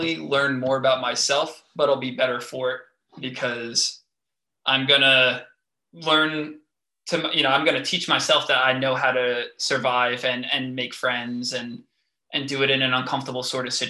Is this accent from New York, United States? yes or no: yes; New York, United States; moved away as an adult; now in New Jersey, United States; I have been here for a year and a half, and I still tell my patients it's a conversation piece that I'm from New York